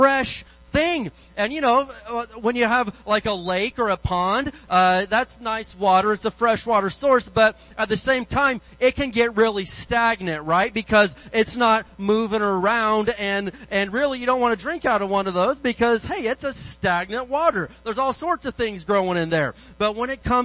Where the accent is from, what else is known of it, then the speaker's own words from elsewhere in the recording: Indiana, United States; moved away; I grew up in Indiana. I grew up out in the woods